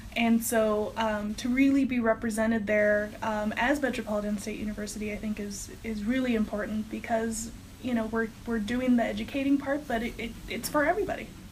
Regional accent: Texas, United States; moved away as an adult; I'm actually from Texas

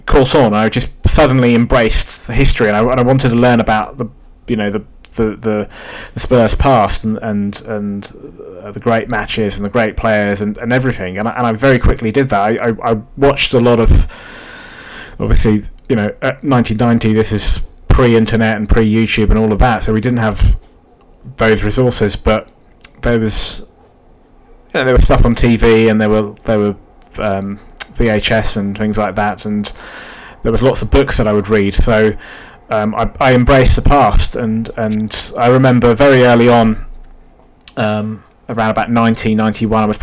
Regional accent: London, United Kingdom; being a Londoner

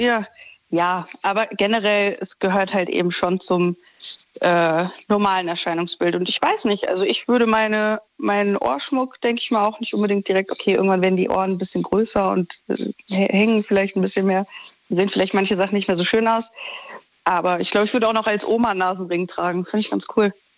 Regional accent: Düsseldorf, North Rhine-Westphalia, Germany; ich komme aus Düsseldorf

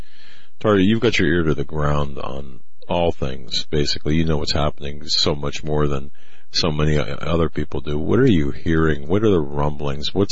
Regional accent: United States; as an American

